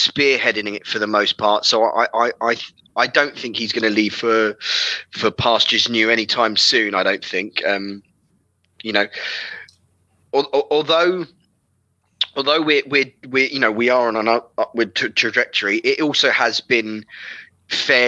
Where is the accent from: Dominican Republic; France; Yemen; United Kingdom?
United Kingdom; London; I'm from West London. I grew up in West London